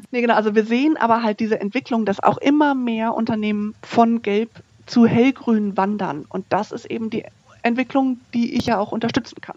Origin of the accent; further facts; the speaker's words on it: North Rhine-Westphalia, Germany; moved away; Ich komme aus Nordrhein-Westfalen ursprünglich